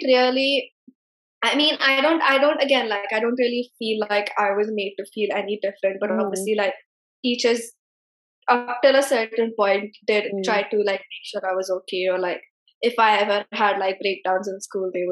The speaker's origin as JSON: {"language": "English", "town": "Pune", "region": "Maharashtra", "country": "India", "tie": "born or raised there", "said": "being a single child in a growing up in Pune"}